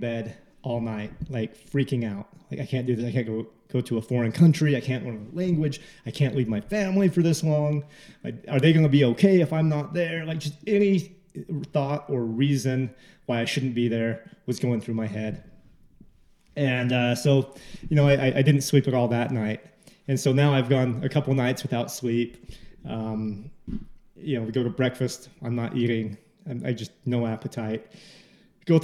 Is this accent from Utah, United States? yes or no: yes; Salt Lake City, Utah, United States; I'm from Salt Lake